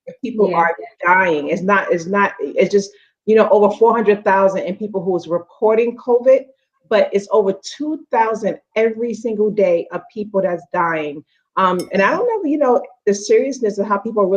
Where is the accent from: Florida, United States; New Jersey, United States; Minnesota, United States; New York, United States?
New York, United States; now in Atlanta, United States; I'm originally from New York